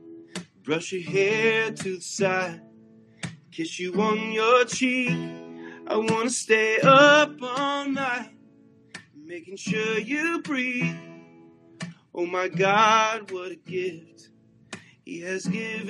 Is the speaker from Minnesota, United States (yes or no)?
no; Nashville, Tennessee, United States; I grew up in Nashville, Tennessee, and I grew up on country and top 40.